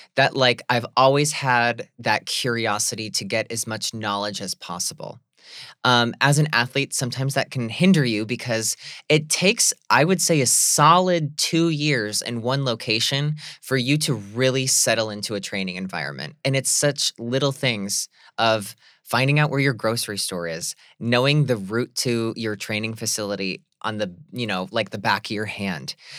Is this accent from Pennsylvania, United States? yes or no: yes; Scranton, Pennsylvania, United States; I remember being that young gay kid from Scranton, Pennsylvania, who felt like I was an alien in my hometown